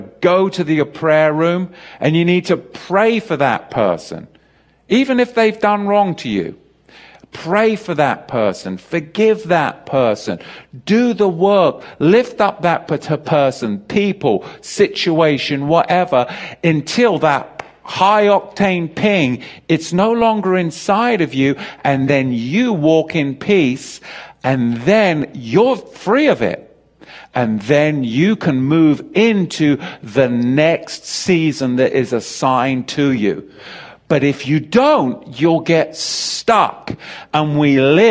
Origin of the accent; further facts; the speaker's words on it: England, United Kingdom; I grew up in England, as you know, with the Church of England school system